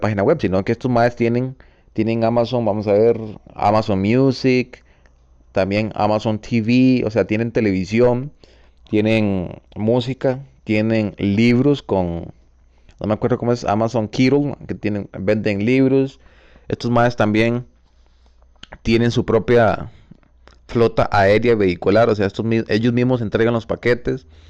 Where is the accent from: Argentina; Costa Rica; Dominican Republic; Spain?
Costa Rica; pertenezco al mismo país, a Costa Rica